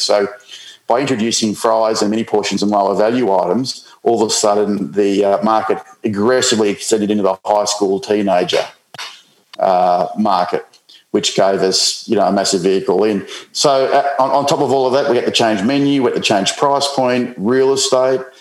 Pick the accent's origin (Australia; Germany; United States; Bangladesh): Australia; Coffs Harbour, New South Wales; moved away as an adult; also born or lived in New Zealand / Middle East / United Kingdom; growing up in Coffs Harbour